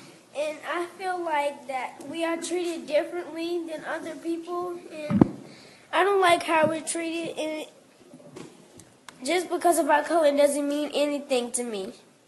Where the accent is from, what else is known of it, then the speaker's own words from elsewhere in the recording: Charlotte, North Carolina, United States; I've been born and raised in Charlotte.